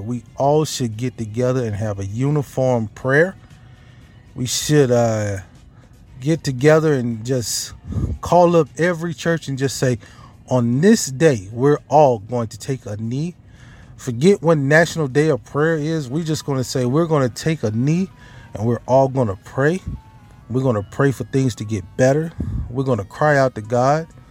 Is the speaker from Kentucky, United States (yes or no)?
no; Mississippi, United States; born or raised there; moved away